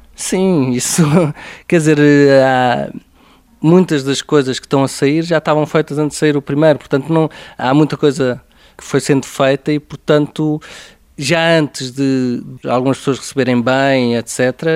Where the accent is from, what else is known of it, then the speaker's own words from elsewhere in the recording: Aveiro, Centro, Portugal; Eu cresci em Aveiro e quer dizer, muitas das minhas recordações de infância são a jogar futebol na rua, à pancada